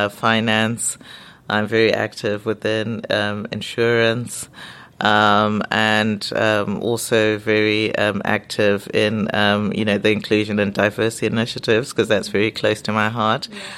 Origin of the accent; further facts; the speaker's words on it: Zimbabwe; also born or lived in England; now in United Kingdom; You know, I'm from Zimbabwe, so it's a British colony, so a lot of things are familiar. Mm-hmm. But then also, you know, living here, I did grow up in England, but went back to Zimbabwe.